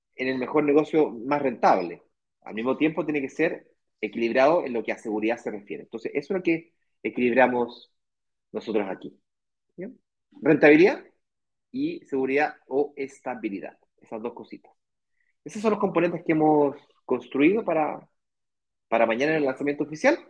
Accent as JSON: {"language": "Spanish", "country": "Chile", "moved": "as an adult", "lives_now": "Brazil", "said": "Yo soy chileno"}